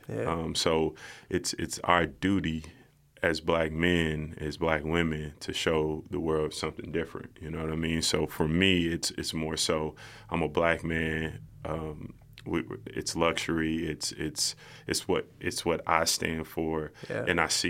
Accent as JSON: {"language": "English", "town": "Lexington", "region": "Kentucky", "country": "United States", "tie": "born or raised there", "said": "I want to show people that I come from Winburn. If anybody in Lexington, you know where that's at. You know, okay. I grew up on Kenton Street, right down the street."}